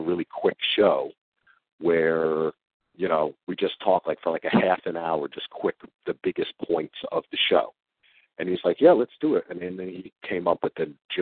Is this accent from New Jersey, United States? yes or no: yes; New Jersey, United States; we're both from Jersey